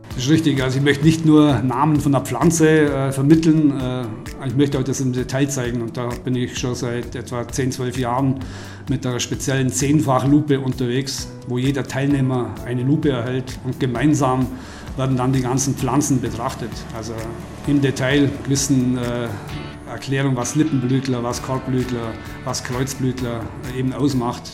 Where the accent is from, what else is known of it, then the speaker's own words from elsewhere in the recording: Oberstaufen, Bavaria, Germany; Das bleibt nicht aus, wenn man Oberstaufner ist.